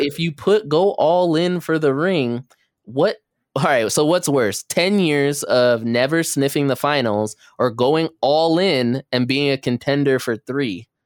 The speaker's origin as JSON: {"language": "English", "town": "Los Angeles", "region": "California", "country": "United States", "said": "we are from Los Angeles"}